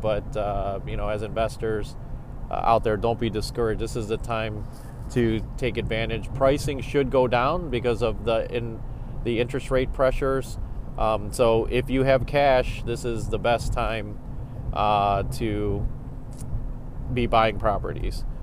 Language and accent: English; Cleveland, Ohio, United States; I grew up in Old Brooklyn.